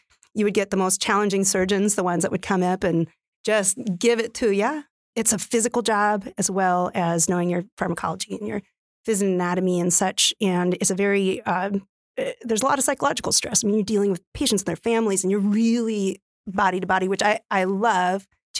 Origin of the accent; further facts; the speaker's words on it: West Coast, United States; now in Midwest, United States; I came out from the West Coast. My family will never forgive me, but I really believe that I could make a difference for nurses